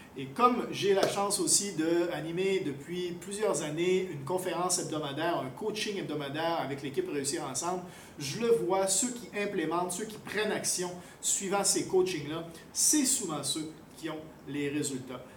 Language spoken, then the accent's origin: French; Quebec, Canada; also born or lived in France / Thailand; now in Cambodia; je suis un Québécois, mais j'ai vécu quasiment aussi longtemps à l'extérieur du Québec qu'au euh, Québec, entre autres en France, en Thaïlande.